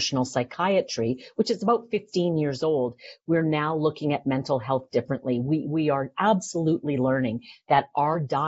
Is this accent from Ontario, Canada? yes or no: no; Vancouver, British Columbia, Canada; moved away; also born or lived in Toronto; I'm from Vancouver. I went to UBC